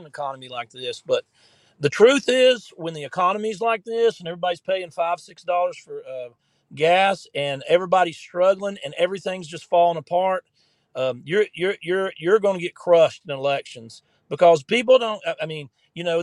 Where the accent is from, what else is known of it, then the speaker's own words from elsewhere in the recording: the South, United States; I'm from the South